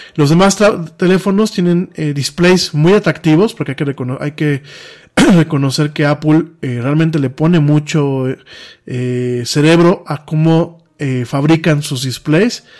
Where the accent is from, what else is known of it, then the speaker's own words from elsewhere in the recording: Mexico; Nosotros como mexicanos